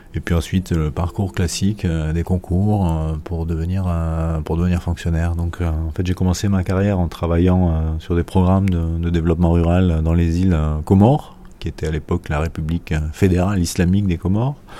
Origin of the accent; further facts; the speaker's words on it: France; je suis français.